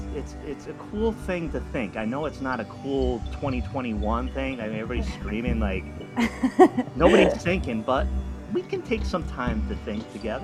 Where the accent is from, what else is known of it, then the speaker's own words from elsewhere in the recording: Rhode Island, United States; I grew up in Rhode Island, drawn to the oceans